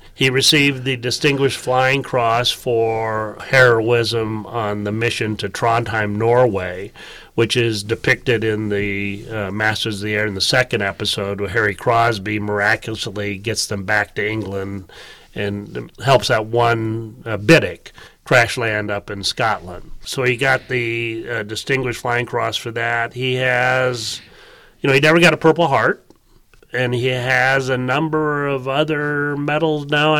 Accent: Cali, Valle del Cauca, Colombia; born there; Right. Well, I was born in Colombia.

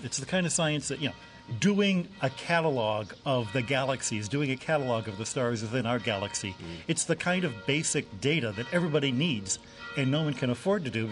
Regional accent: United States; now in Castel Gandolfo, Italy; I'm an American Jesuit working here in Castel Gandolfo, Italy

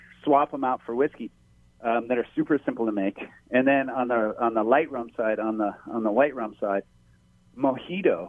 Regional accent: Hawaii, United States; growing up in Hawaii

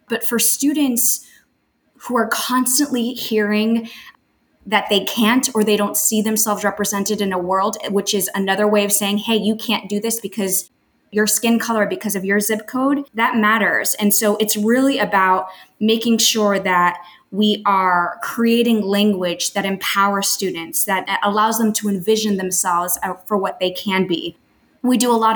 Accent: Miami, Florida, United States; moved away as an adult; also born or lived in Colombia; now in New York City, United States; I grew up in Miami, Florida. My family left Colombia

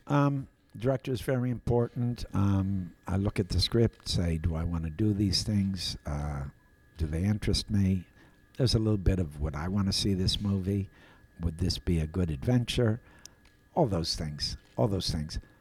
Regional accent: Appleton, Wisconsin, United States; I was a dopey kid from Appleton

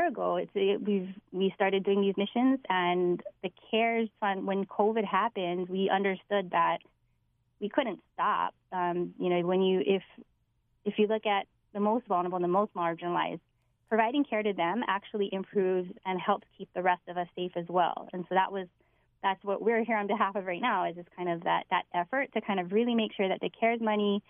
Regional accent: Wahiawa, Hawaii, United States; I grew up in Wahiwa on Oahu

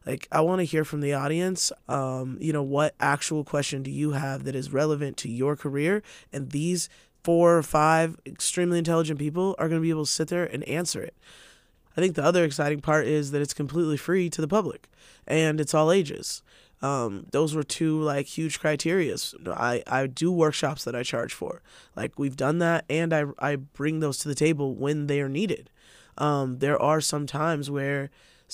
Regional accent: Spokane, Washington, United States; I'm born and raised in Spokane

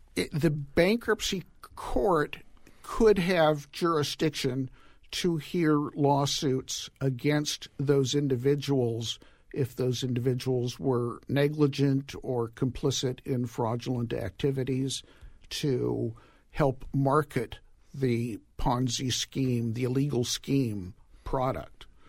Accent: Los Angeles, California, United States; My hometown, Woodland Hills, California

